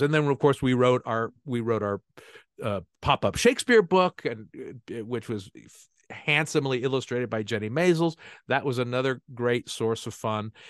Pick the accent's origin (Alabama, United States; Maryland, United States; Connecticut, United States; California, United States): California, United States; San Francisco Bay Area; I grew up in the San Francisco Bay Area